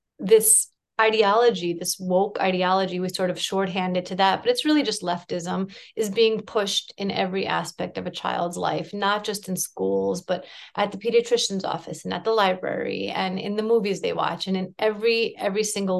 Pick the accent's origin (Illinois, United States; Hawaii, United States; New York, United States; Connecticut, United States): New York, United States; New York City; also born or lived in Soviet Union; I was born in the Soviet Union, and I came to the U.S. when I was a small child. And then I grew up in Brooklyn